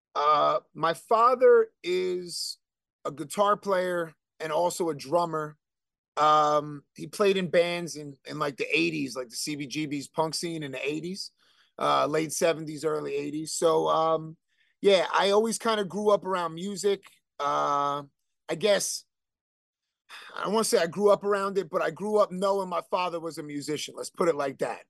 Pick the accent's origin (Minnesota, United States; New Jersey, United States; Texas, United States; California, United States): New Jersey, United States; Elizabeth; also born or lived in Bayway, Elizabeth, New Jersey; I was born in Elizabeth General, which is no longer there. And then we moved to Bay Way